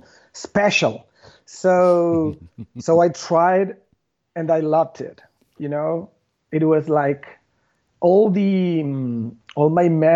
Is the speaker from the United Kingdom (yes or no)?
no; Buenos Aires, Argentina; I was born and raised in Buenos Aires